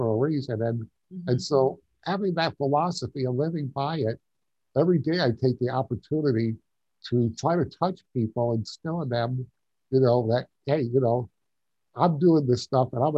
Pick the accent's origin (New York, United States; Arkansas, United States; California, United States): New York, United States; Long Island; moved away as an adult; now in Tucson, United States; I grew up on Long Island. Okay. I'm a New Yorker.